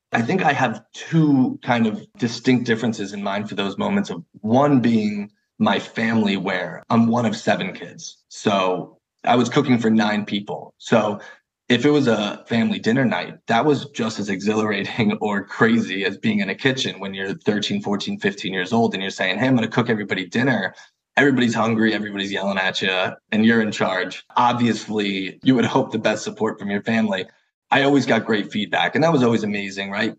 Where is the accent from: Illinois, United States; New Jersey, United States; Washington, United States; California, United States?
New Jersey, United States; I'm from a small town in West Jersey, super quiet